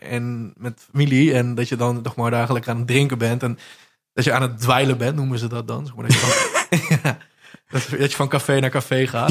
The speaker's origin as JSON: {"language": "Dutch", "town": "Zevenbergen", "region": "North Brabant", "country": "Netherlands", "accent": "Brabants", "said": "wij spreken in, uh, in Zevenbergen"}